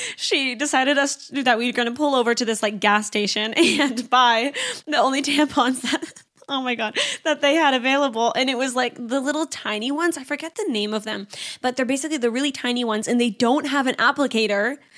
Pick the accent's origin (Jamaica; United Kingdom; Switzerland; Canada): Canada; I'm from Canada, so we drive down to the States